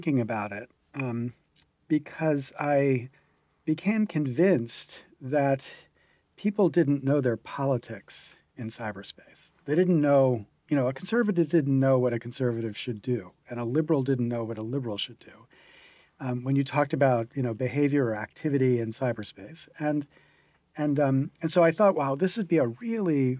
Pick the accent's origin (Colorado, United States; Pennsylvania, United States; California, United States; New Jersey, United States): Pennsylvania, United States; Williamsport; I grew up in Williamsport, Pennsylvania